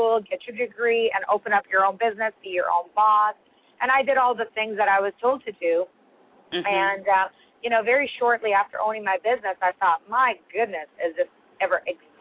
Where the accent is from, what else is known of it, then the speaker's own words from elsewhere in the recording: Toronto, Ontario, Canada; also born or lived in Iran; raised in Toronto, where I've spent most of my life